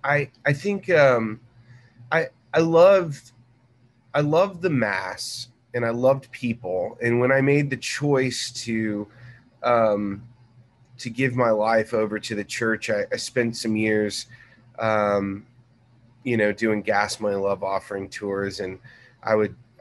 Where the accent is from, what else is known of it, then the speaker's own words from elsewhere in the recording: Corpus Christi, Texas, United States; now in Dallas, United States; I grew up in Corpus Christi. And I was a beach kid. My parents traveled around. My dad was a Navy pilot